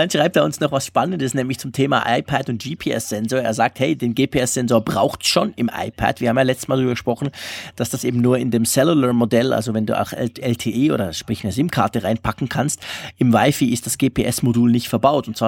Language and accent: German; Sillenstede, Lower Saxony, Germany; Natürlich einen schönen Gruß an meine alte Heimat Sillenstede